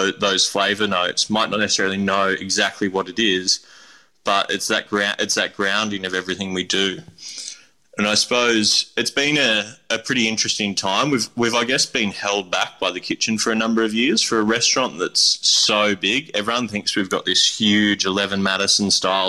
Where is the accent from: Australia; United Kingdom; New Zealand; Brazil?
Australia; Kurrajong, New South Wales; I grew up in Kurrajong in the base of the Blue Mountains in the Hawkesbury region in New South Wales.